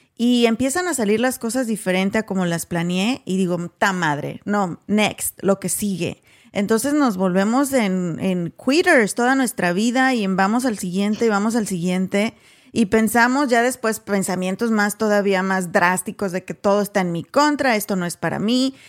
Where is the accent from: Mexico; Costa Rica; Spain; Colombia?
Mexico; now in United States; nosotras venimos de México también